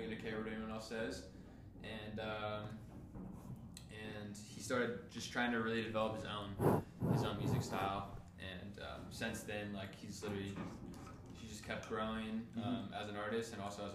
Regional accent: Lynnwood, Washington, United States; moved away as an adult; now in Southern California, United States; I grew up in a city outside Seattle called Linwood, Washington

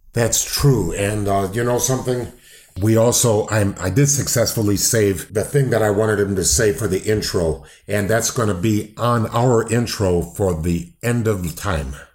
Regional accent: Downers Grove, Illinois, United States; I grew up in Downers Grove, Illinois

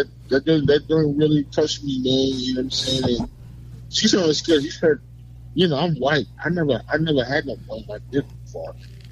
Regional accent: New York City, New York, United States; Northside Queens. I'm from Springfield Boulevard.

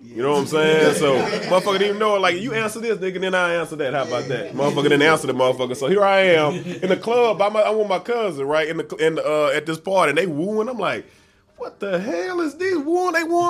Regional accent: Memphis, Tennessee, United States; the Memphis. You know, that's my hometown, right?

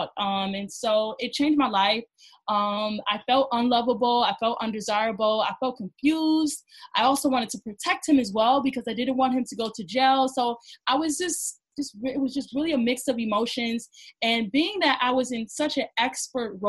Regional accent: Cleveland, Ohio, United States; moved away as an adult; now in New York, United States; I moved from Ohio. I'm from Cleveland, Ohio, a small city compared to New York

